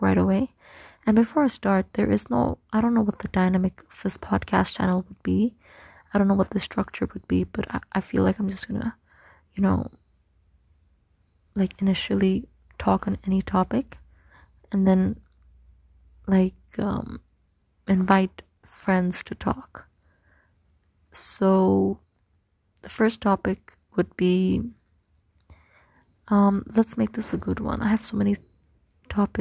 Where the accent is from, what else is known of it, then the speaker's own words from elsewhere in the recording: Egypt; moved away as an adult; now in Pakistan; I was born and raised in Egypt, and I lived there for like 18 years